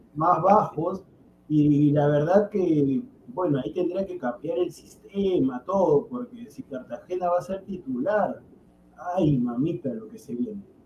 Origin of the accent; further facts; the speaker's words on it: Peru; yo soy peruano todo